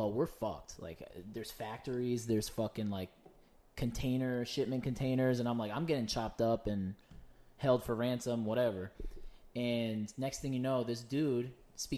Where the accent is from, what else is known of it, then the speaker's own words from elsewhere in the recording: United States; I'm American.